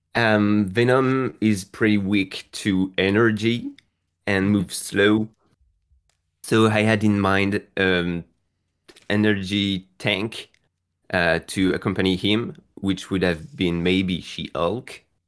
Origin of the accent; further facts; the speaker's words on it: France; I'm from France